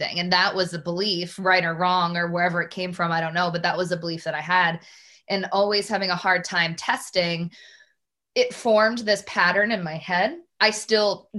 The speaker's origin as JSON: {"language": "English", "town": "Newburyport", "region": "Massachusetts", "country": "United States", "tie": "born or raised there", "said": "I grew up in Newburyport, Massachusetts"}